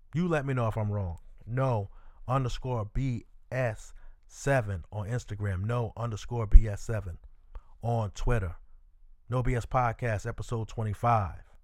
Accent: New York, United States; I'm from New York

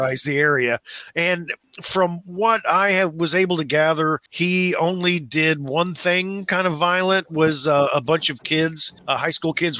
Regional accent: Orrick, Missouri, United States; I'm from Missouri

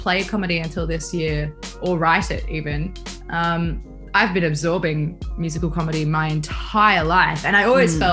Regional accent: Bathurst, New South Wales, Australia; Bathurst, which is just like, it's my hometown as well. So I was born there, grew up there

